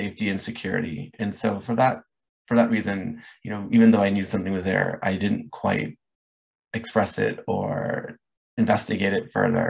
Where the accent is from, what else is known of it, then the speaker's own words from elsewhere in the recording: Orange County, California, United States; also born or lived in Los Angeles / Hollywood; I grew up in Orange County